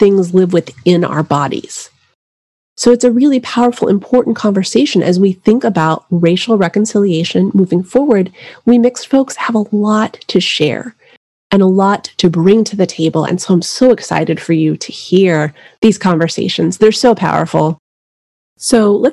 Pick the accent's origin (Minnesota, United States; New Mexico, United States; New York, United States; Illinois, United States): New Mexico, United States; I grew up in New Mexico